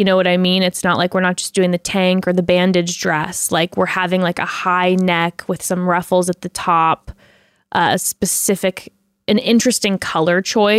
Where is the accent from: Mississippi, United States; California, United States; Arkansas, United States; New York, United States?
New York, United States; accent: New York; let me have someone with my New York accent.